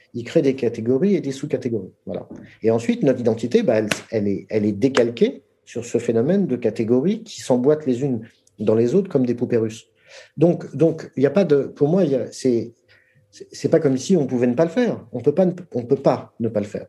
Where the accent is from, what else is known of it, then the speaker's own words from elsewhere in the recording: France; je suis français parce que je suis né en France